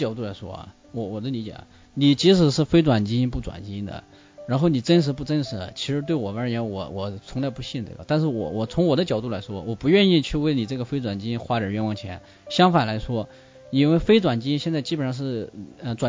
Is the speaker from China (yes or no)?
yes; China; 其实我们中国人喜欢